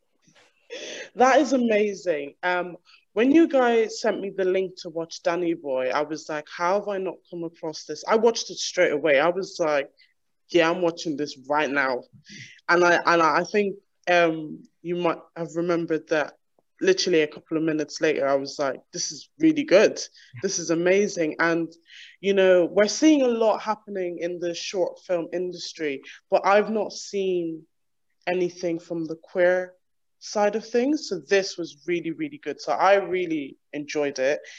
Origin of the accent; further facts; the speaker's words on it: Ireland; moved away as an adult; now in United Kingdom; I'm from Ireland originally, and I moved here five years ago